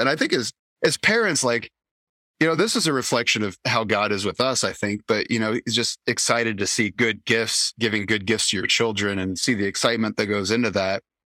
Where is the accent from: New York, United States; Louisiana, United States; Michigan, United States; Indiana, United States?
Indiana, United States; Indianapolis; moved away; growing up in Indianapolis